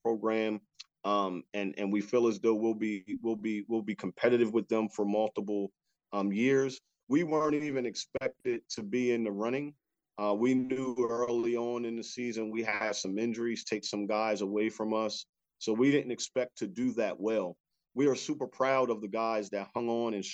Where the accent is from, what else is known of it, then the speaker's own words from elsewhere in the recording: Wilmington, Delaware, United States; moved away as an adult; also born or lived in West Virginia; now in Frederick, United States; I grew up in Wilmington, Delaware, and obviously we don't have any professional teams there.